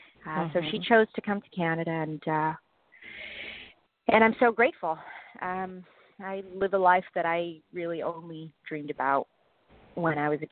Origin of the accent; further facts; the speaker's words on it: South Africa; but growing up in South Africa, I never thought for a second that that's actually what I would get to do with my life.